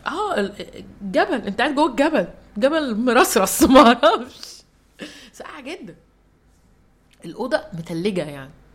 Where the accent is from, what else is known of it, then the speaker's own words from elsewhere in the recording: Egypt; انا مصريه